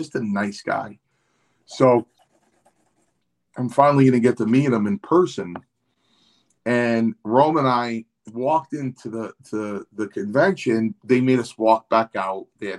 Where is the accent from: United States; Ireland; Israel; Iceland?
Ireland; since we're from Ireland, this is a global apology on my part